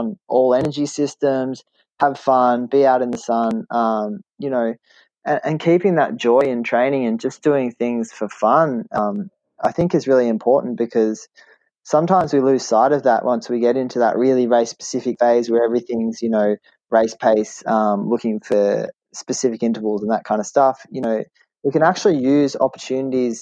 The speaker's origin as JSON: {"language": "English", "country": "Australia", "said": "an Australian living in Australia"}